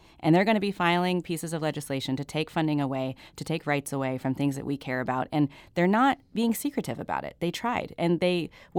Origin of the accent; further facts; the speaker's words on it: Missouri, United States; I grew up in Webster County, and we had a public library. It was very small, but it existed, and you could go to it. And that was a resource for kids like me who grew up in rural Missouri